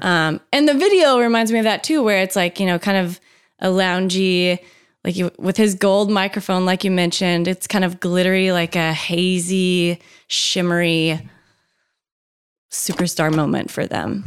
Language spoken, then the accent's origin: English; Tennessee, United States; I'm from Tennessee